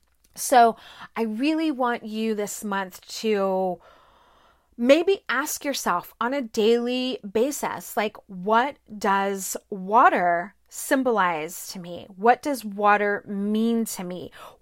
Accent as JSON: {"language": "English", "town": "Corpus Christi", "region": "Texas", "country": "United States", "tie": "born or raised there", "said": "I grew up in South Texas, in Corpus Christi. There were beaches everywhere."}